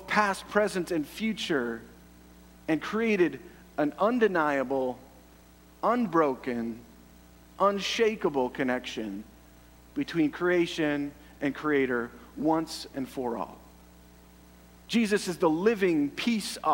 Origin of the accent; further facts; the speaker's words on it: Canada; I love being Canadian